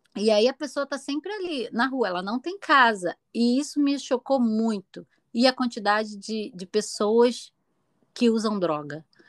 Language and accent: Portuguese; Rio de Janeiro, Brazil; moved away as an adult; eu vim praticamente da favela, né? Da Cidade de Deus